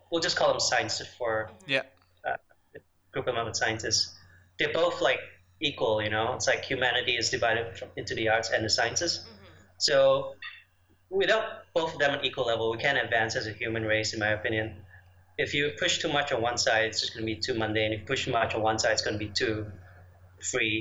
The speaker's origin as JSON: {"language": "English", "country": "Malaysia", "tie": "born or raised there", "also_born_or_lived": "Chicago, United States", "moved": "as an adult", "said": "I was born in Malaysia, and I'm back home for a bit now"}